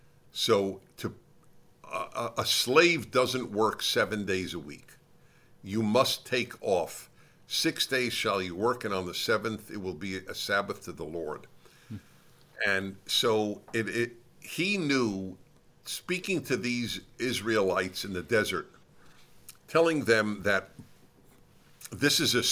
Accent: Brooklyn, New York, United States; Brooklyn, New York.

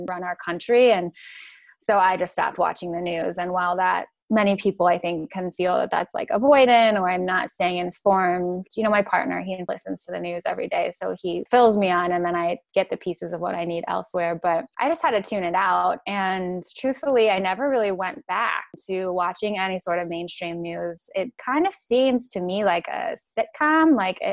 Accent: Chicago, Illinois, United States; moved away as an adult; now in Oregon, United States; where I grew up in Chicago, it's not very mainstream

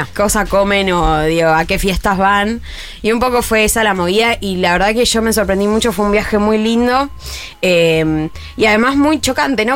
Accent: Argentina

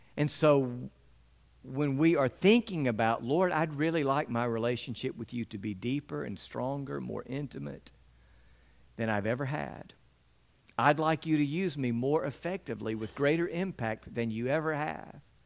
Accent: West Point, United States; The entire time that I was growing up in West Point, we had dogs in our backyard

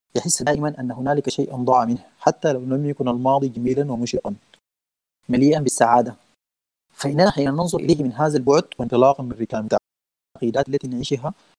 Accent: Sudan; نحن عندنا في السودان الدوبيت والشعير والغنى ده ديوان السودانيين

